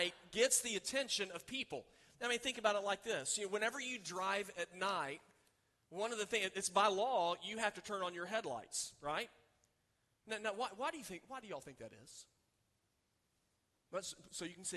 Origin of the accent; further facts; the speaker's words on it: Oklahoma City, Oklahoma, United States; I grew up in Oklahoma City, you can see the city for miles